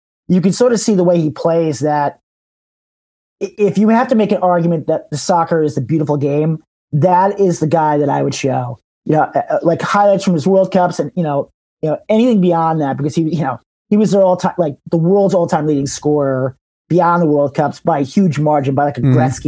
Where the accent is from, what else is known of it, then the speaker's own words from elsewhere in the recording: United States; as an American, as a kid American